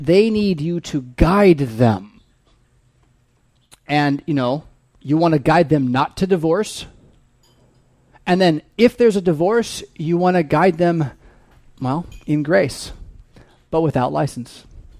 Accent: United States; we as American Christian Lutheran English speakers

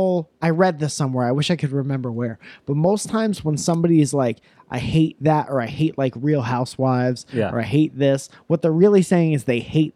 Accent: Connecticut, United States; I'm from Connecticut. I guess so. It's where I grew up.

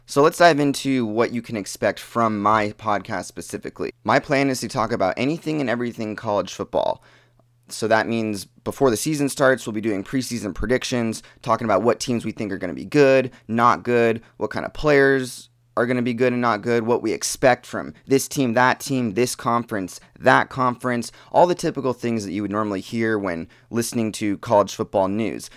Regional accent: Portland, Oregon, United States; So, I grew up in Portland, Oregon. That's where I've lived my entire life.

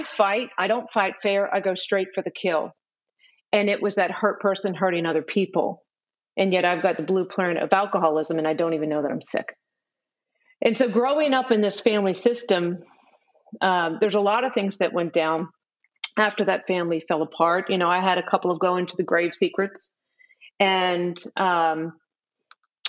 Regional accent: New Orleans, Louisiana, United States; moved away as an adult; also born or lived in Texas; I'm from New Orleans, Louisiana originally.

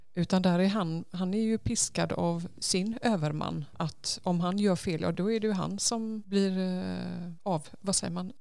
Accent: Kungsbacka, Halland County, Sweden; moved away as an adult; also born or lived in Mallorca / Paris / Brighton / Lausanne; Jag är född här i Kungsbacka och eh, bodde här fram tills jag flyttade utomlands ja. när jag var 18

